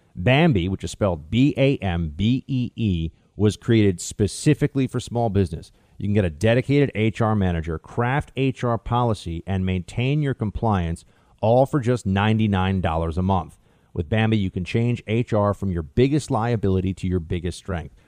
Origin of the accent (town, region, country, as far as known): United States